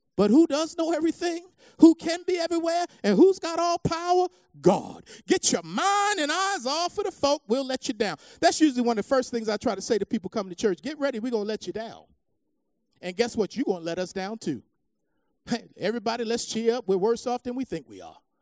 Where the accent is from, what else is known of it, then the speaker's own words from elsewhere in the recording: United States; As American believers